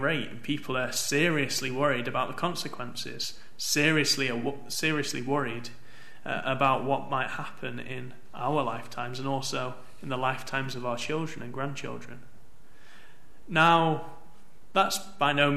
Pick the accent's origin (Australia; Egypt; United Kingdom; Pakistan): United Kingdom; Manchester, North West England; I grew up in Manchester